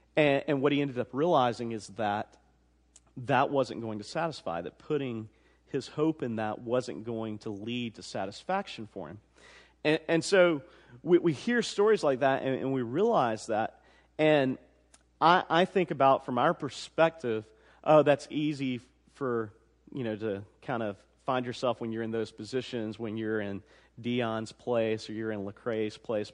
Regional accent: the South, United States; also born or lived in Georgia; I was born in the South

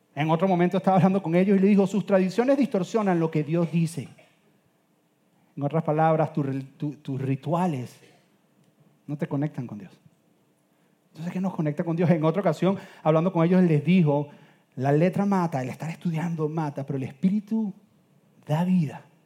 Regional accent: Venezuela; soy venezolano

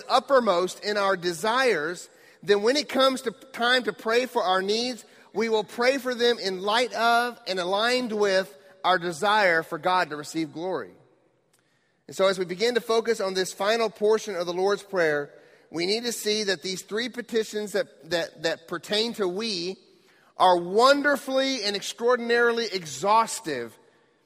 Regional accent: United States; As American Christians

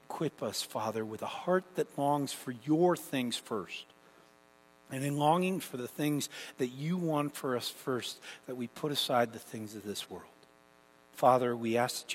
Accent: Canada; moved away; growing up in Canada

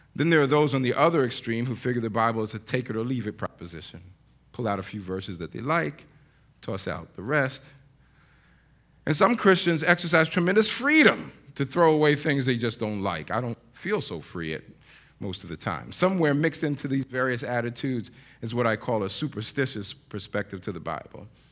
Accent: New York, United States; we grew up in New York

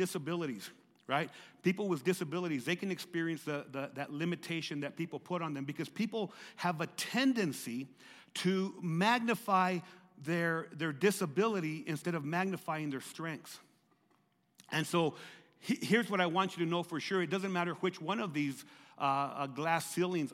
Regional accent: Lordsburg, New Mexico, United States; I was living in Lordsburg, growing up in Lordsburg, New Mexico

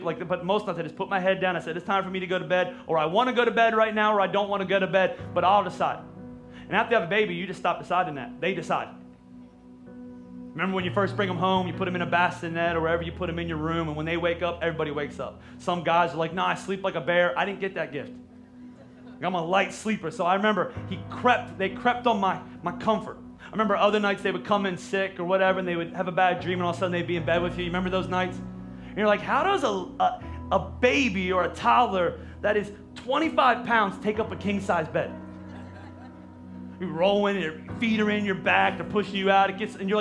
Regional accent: Pennsylvania, United States; we're from Pennsylvania

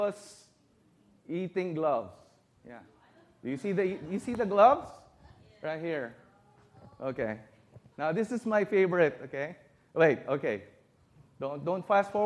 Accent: Philippines; moved away as an adult; now in United States; I was born in America, but as a baby, we went back home to the Philippines.

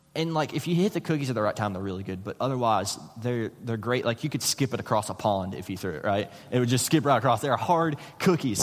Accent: West Virginia, United States; moved away as an adult; I'm from West Virginia

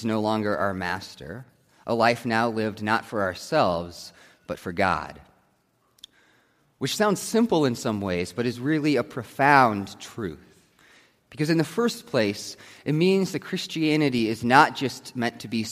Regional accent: United States; I am still an American

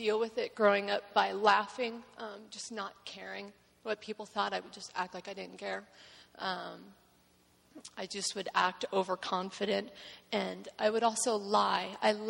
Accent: Hepzibah, Georgia, United States; born there; I was born in Georgia in the small town of Hepzibah. You have to say it with a southern accent, otherwise you don't pronounce it correctly. It's Hepzibah, Georgia.

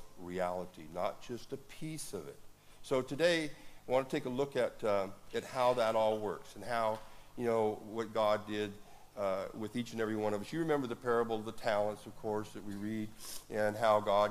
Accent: Woodland, United States; my hometown of Woodland

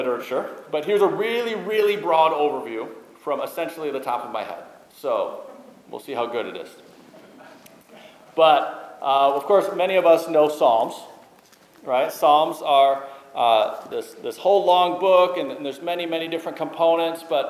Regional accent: Minnesota, United States; I grew up in Minnesota.

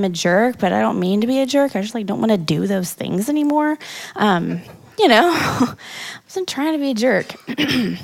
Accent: Kansas City, Missouri, United States; moved away as an adult; I ain't from around here. I'm from Kansas City, Missouri, not Kansas. But I came out here to go to college

